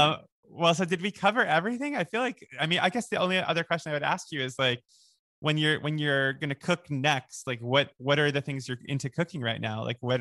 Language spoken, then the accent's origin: English; New York, United States; moved away as an adult; now in Los Angeles, United States; I'm a New Yorker. Excuse me. I grew up there.